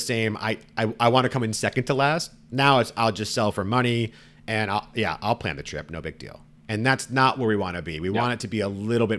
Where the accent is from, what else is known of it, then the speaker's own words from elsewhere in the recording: the Bay Area, California, United States; I grew up in the Bay